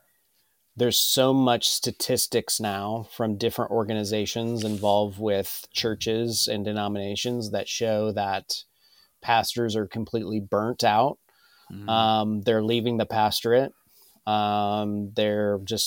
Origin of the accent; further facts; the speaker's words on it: Ellensburg, Washington, United States; I grew up in Ellensburg